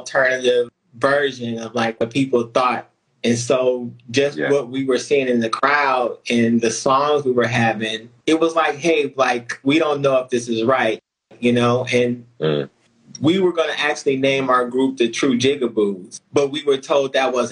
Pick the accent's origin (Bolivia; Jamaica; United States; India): United States; California; we're from California.